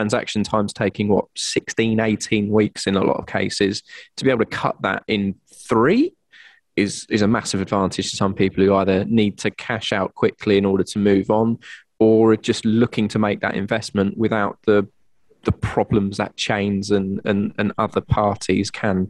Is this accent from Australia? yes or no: no; North East England, United Kingdom; And I do know the Northeast. You wouldn't know from my accent, but I am from around those parts, and good areas are available.